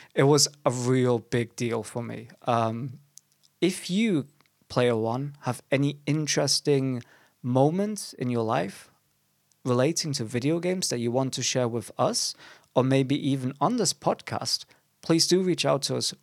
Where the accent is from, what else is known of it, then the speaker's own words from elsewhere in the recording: Germany; now in England, United Kingdom; we are both foreigners to this beautiful country, though. I am from Germany.